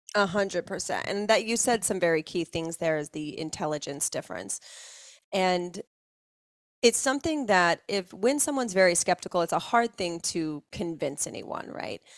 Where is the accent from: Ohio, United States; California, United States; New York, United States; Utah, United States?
Utah, United States; just outside of Salt Lake City; I grew up just outside of Salt Lake City, Utah